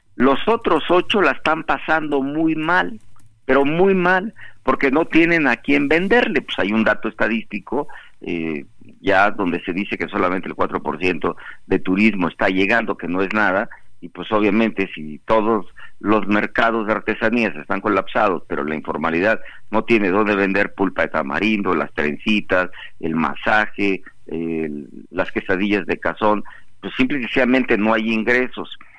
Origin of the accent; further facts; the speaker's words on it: Acapulco, Guerrero, Mexico; yo soy de Acapulco, porque estoy viviendo en Acapulco